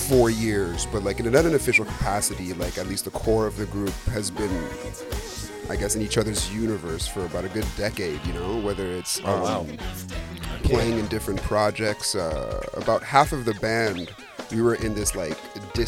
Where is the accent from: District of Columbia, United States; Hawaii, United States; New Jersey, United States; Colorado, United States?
District of Columbia, United States; Washington; Well, I'm born and raised in Washington, D.C. in the DMV area.